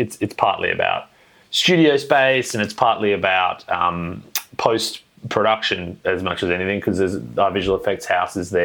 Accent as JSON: {"language": "English", "town": "Perth", "region": "Western Australia", "country": "Australia", "tie": "born or raised there", "said": "I was born and raised in Perth, Western Australia"}